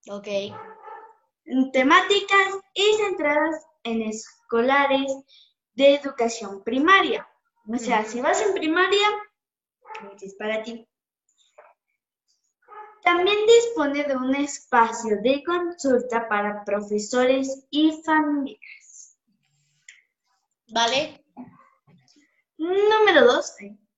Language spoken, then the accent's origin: Spanish; Mexico; A mí no porque yo soy de este país y lo defiendo porque soy un mexicano con honor, ¿verdad? Sí, soy, soy feliz de ser mexicano.